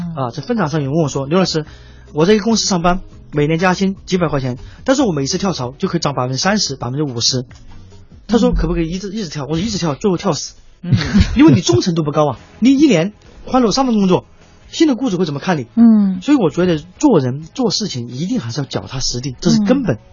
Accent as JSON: {"language": "Chinese", "region": "Sichuan", "country": "China", "moved": "yes", "lives_now": "Beijing, China", "said": "像我，就是北漂，我是四川人"}